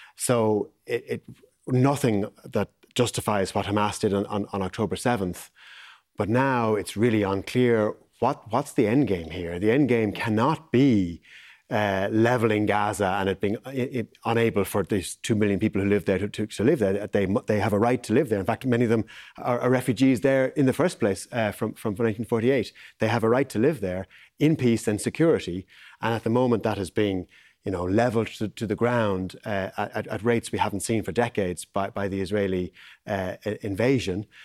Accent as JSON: {"language": "English", "country": "Ireland", "said": "as Irish people"}